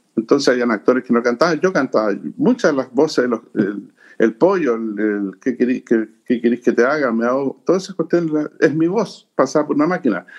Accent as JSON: {"language": "Spanish", "country": "Chile", "said": "soy chileno"}